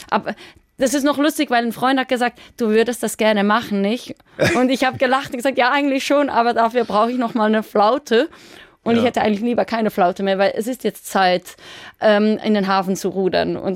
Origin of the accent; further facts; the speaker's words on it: Switzerland; ich bin aus der Schweiz und ich, es hat ja noch nie eine Schweizer Frau gemacht.